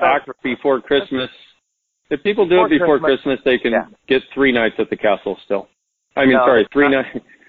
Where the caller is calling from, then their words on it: Australia; I'm calling from Australia.